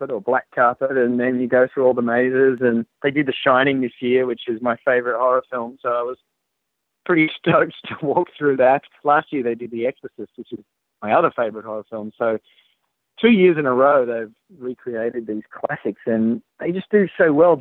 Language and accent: English; Australia; I'm Australian